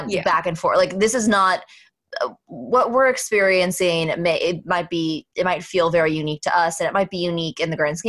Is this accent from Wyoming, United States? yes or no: yes; Wyoming, United States; my home state of Wyoming